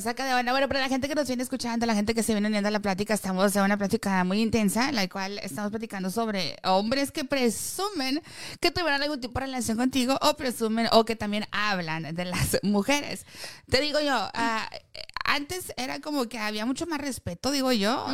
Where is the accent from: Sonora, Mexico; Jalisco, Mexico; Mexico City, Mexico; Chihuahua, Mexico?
Sonora, Mexico; nosotros estamos muy acostumbrados, te digo, en, en, el, en, Sonora, estamos muy acostumbrados a saludar de beso